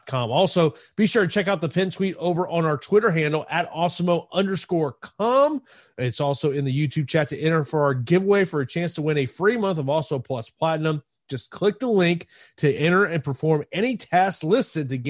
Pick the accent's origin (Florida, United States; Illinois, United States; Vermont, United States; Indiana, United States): Florida, United States; Tampa; my hometown here of Tampa